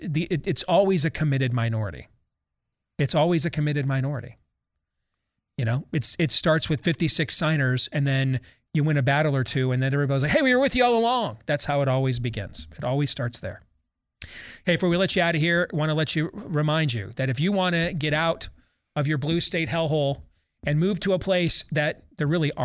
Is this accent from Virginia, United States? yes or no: yes; Virginia, United States; those K-12 and in colleges across my home state of Virginia are under another indoor mask mandate